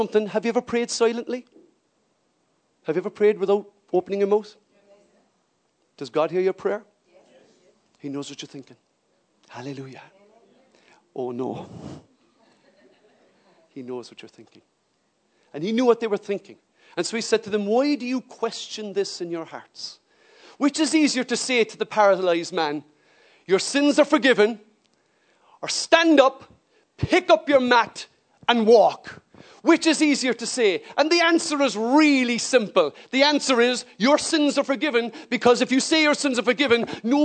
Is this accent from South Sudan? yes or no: no; Ireland; as an Irish person